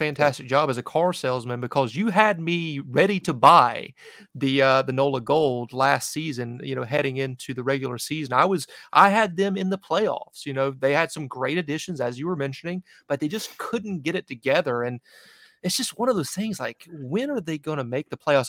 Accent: North Carolina, United States; moved away as an adult; now in New England, United States; North Carolina, right near Charlotte, but right on the border

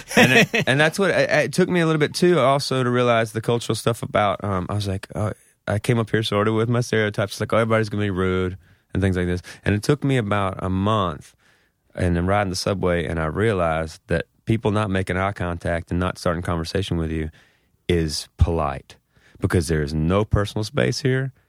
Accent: Mississippi, United States; moved away as an adult; now in New York, United States; growing up in Mississippi

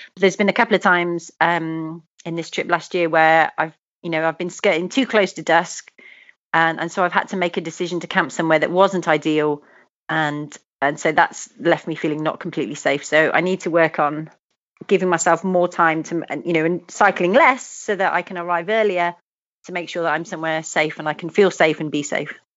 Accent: United Kingdom; moved away; also born or lived in Australia; the UK because obviously it was my my home country

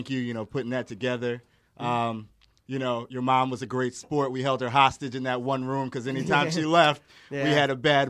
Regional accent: Connecticut, United States; moved away as an adult; now in Philadelphia, United States; we grew up in Connecticut.

